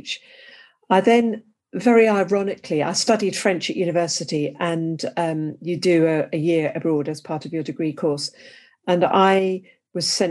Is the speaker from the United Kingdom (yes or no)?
yes; England, United Kingdom; accent: English; As you can tell by my accent, I'm English